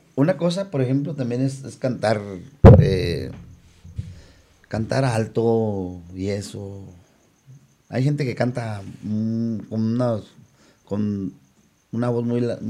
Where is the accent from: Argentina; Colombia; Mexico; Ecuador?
Mexico; León, Guanajuato; soy de León, Guanajuato